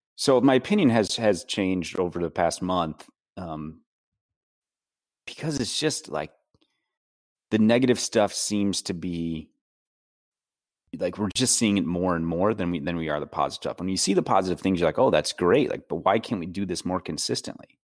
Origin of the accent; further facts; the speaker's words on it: Cadillac, Michigan, United States; moved away; I'm originally from Cadillac